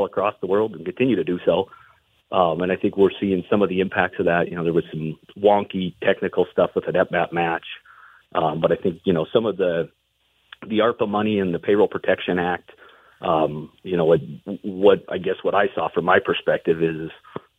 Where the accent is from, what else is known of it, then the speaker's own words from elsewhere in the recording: Butte, Montana, United States; I'm from Butte, and so I was fortunate to be born and raised there